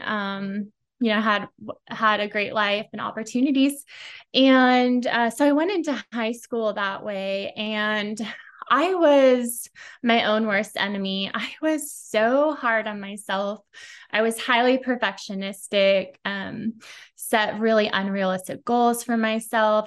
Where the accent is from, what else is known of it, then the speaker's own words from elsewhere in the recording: Silicon Valley, Bay Area, California, United States; I grew up in Silicon Valley, Bay Area, always been a California girl